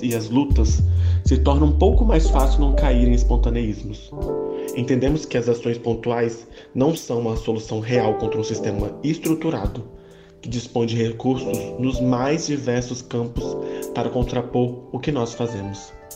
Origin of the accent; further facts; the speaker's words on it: Brazil; enquanto brasileiros